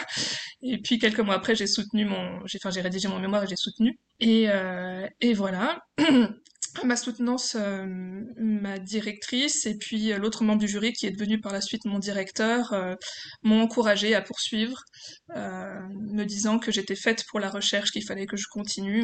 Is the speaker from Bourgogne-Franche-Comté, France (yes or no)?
yes; Besançon, Bourgogne-Franche-Comté, France; je viens de Besançon en Franche-Comté.